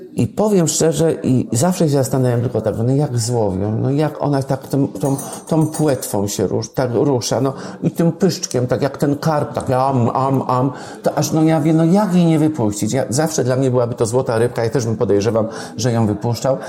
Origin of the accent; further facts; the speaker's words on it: near Wolbrom, Lesser Poland, Poland; w Domaniejewicach koło Wolbromia, skąd pochodzę